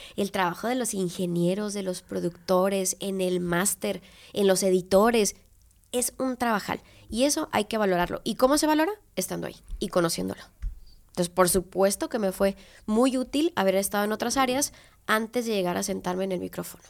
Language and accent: Spanish; Tepic, Nayarit, Mexico; also born or lived in Guadalajara; regresarme a mi tierra después de que juré nunca regresar